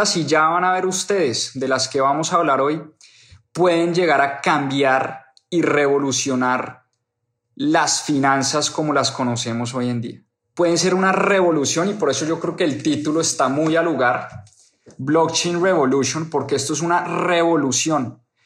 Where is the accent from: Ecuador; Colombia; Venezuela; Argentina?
Colombia; moved away; para las personas que están en mi país